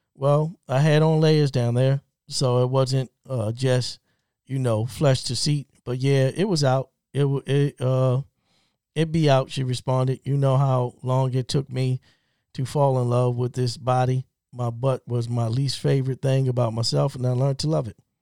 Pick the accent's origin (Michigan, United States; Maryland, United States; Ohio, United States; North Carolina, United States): Maryland, United States; Baltimore; I'm from Baltimore, born and raised.